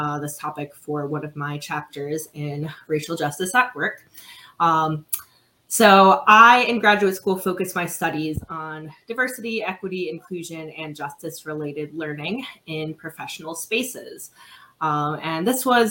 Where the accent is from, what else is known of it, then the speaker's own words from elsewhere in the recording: Midwest, United States; now in Philadelphia, United States; I am a Midwesterner originally, but I'm currently on the East Coast in Philadelphia.